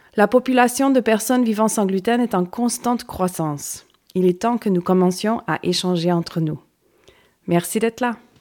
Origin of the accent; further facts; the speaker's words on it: Canada; moved away as an adult; also born or lived in Cévennes, France; now in France; Je suis expatriée du Canada depuis bientôt 20 ans